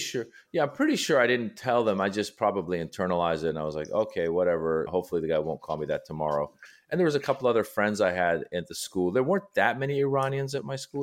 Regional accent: Northern California, United States; also born or lived in Iran; I was born in Iran. and I left when I was six, and then I grew up in Northern California

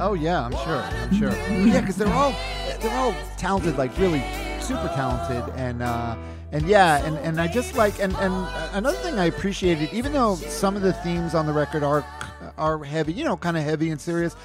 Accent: New York City, New York, United States; I'm from New York. I'm from Queens

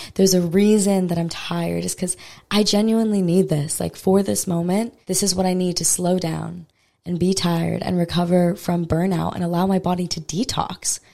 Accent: Maui, Hawaii, United States; I'm from Maui, Hawaii originally, and I've never lived on Oahu

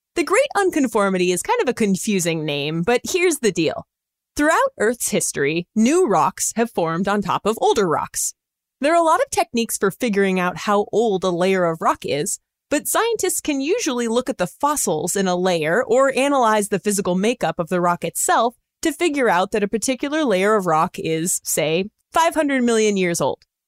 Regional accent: California, United States; I'm from California

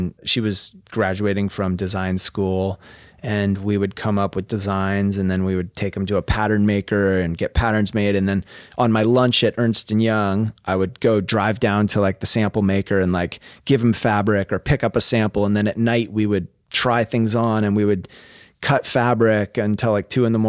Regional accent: Vashon, Washington, United States; also born or lived in Bellevue, United States; And then I moved when I was in middle school, I moved from Vashon to Bellevue, which was like going to the city, you know?

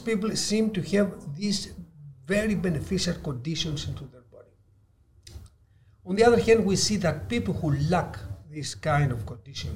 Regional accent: Ikaria, North Aegean, Greece; I am from the Blue Zone Greek island of Ikaria

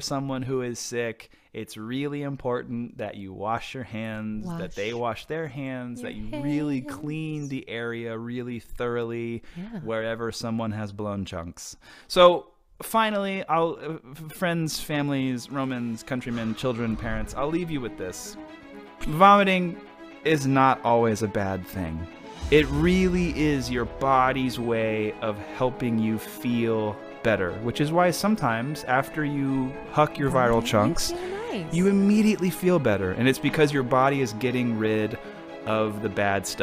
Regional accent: Houston, Texas, United States; I grew up in Houston, or right outside of Houston

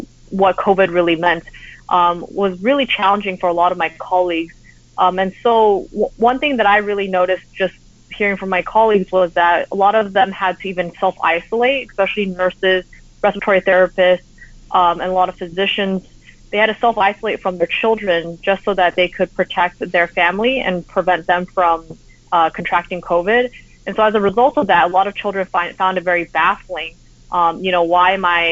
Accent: United States; also born or lived in Taiwan / Los Angeles; I grew up in the United States, but because I went back so frequently, I actually picked up Mandarin

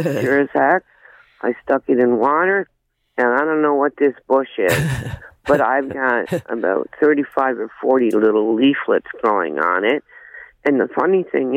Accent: Canada; I grew up out in Iron

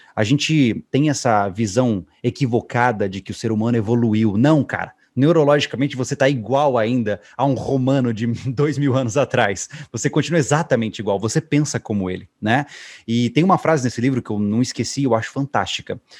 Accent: Campo Grande, Mato Grosso do Sul, Brazil; eu fui criado, eu sou de Mato Grosso do Sul, Campo Grande

